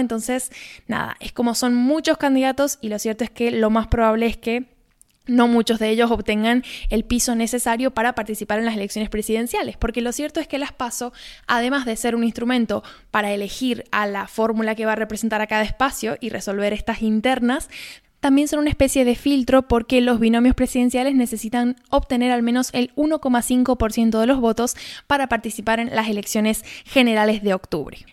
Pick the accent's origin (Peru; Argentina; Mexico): Argentina